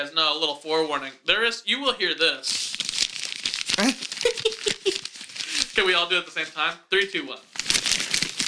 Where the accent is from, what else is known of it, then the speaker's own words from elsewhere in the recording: Wichita, Kansas, United States; my hometown